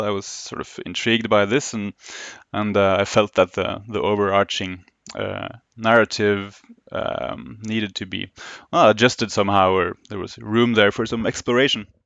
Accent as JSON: {"language": "English", "region": "Oslo", "country": "Norway", "tie": "born or raised there", "said": "born and raised in Oslo, Norway, where I still, uh, live and work"}